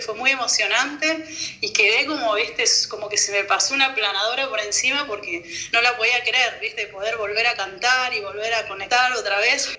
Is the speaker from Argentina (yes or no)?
yes; Argentina; moved away as an adult; now in France